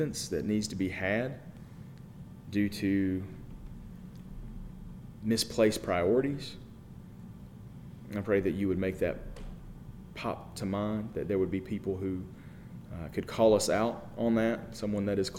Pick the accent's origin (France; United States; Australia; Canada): United States; We are American